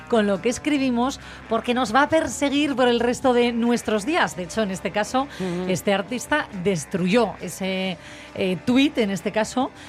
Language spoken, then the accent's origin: Spanish; Asturias, Spain; cómo somos los asturianos